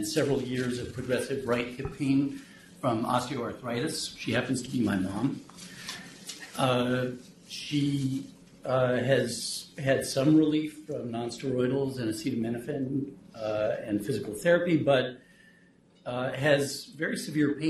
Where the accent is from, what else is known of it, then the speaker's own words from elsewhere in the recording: New York, United States; moved away; I grew up in New York, so I'm a fast talker